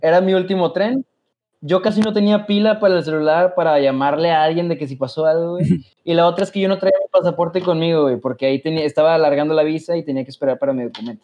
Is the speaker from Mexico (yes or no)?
yes; Mexico; moved away as an adult; now in Germany